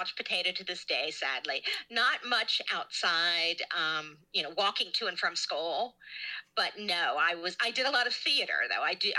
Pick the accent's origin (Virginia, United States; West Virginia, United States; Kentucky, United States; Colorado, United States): Kentucky, United States; At any rate, I'm from Kentucky, and I'm always very pleased that I think, anyway, that I no longer have a Kentucky accent. At any rate, I grew up in Kentucky.